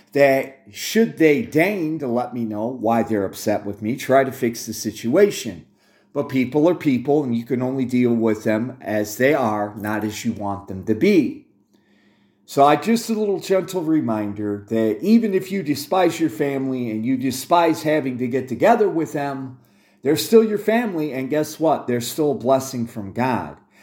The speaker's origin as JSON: {"language": "English", "country": "United States", "tie": "born or raised there", "said": "I'm an American by accident of birth"}